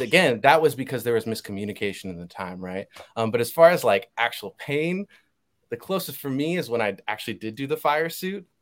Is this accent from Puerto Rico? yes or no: yes; Puerto Rico; I have family members who couldn't even watch Moana because we're from Puerto Rico